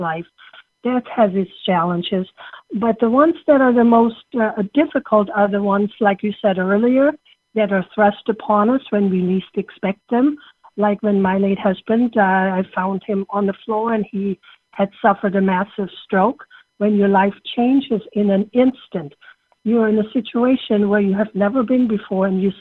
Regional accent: Germany; English is a second language; moved away as an adult; now in United States; I came from Germany as a young woman on an exchange student program and came to this wonderful country and became an American citizen

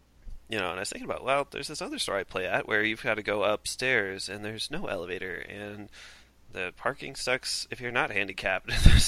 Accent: Minnesota, United States; accent: Minnesota; I would do my worst Minnesota accent right now, but I have a feeling I'm already doing it.

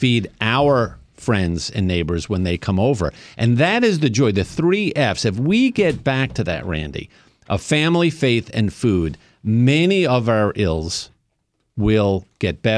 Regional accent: New York, United States; I grew up in New York. I am of Italian-Sicilian background

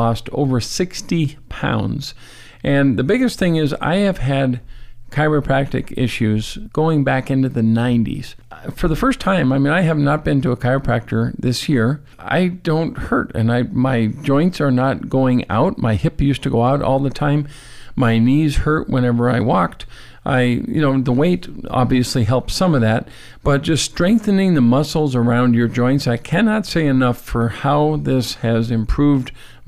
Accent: North Dakota, United States; moved away; I grew up in North Dakota.

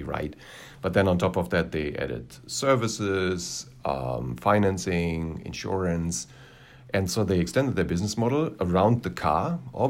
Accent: Germany; moved away as an adult; now in Los Angeles, United States; my home country

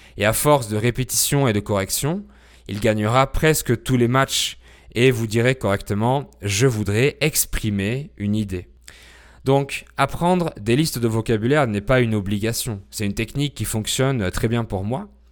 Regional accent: France; je suis français, polyglotte

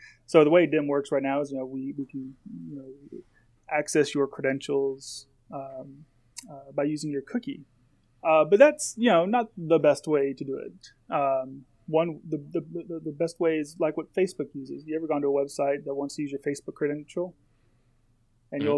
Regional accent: California, United States; I grew up around aerospace in California.

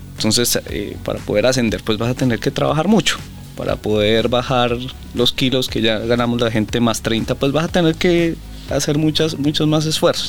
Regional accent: Colombia; Nosotros somos una cultura colombiana muy arraigada

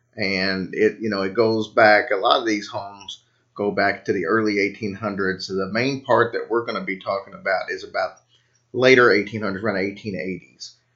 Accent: Louisville, Kentucky, United States; my hometown

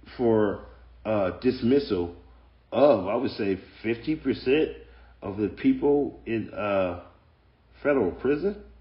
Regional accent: United States; I'm black. I'm black American

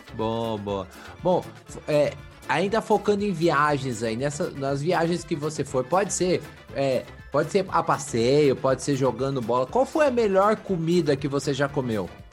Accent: São José dos Campos, São Paulo, Brazil; eu sou de São José dos Campos, aqui do, do Vale do Paraíba

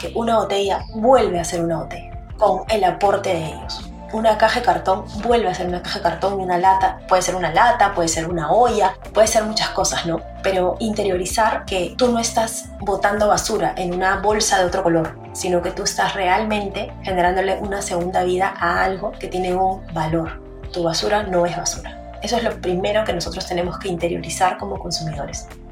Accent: Peru; nuestro país tiene 1.500 más o menos mapeados botaderos ilegales

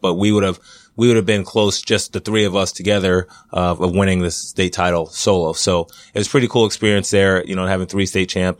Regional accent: Middle Island, New York, United States; moved away; I grew up in Middle Island, New York

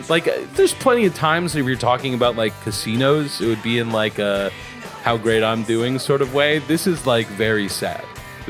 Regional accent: Chicago, Illinois, United States; And I would feel like, I'm from Chicago. I was born there.

